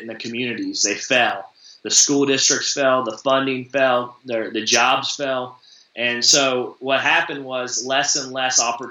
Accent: Appalachian region, United States; I grew up in the Appalachian region

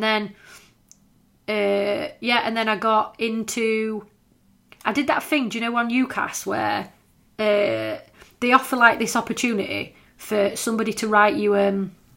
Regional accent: Scawsby, Yorkshire and the Humber, United Kingdom; I was from Scoresby

